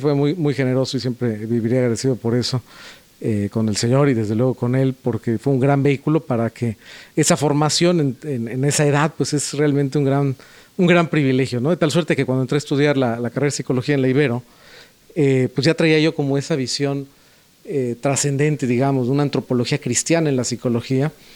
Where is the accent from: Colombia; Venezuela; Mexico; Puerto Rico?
Mexico; Puebla; moved away; yo nací en Puebla